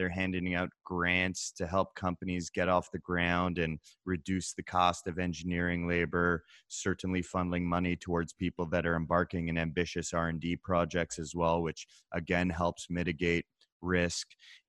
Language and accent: English; England, United Kingdom; accent: English; You can probably tell from my English accent that it's my native tongue, though.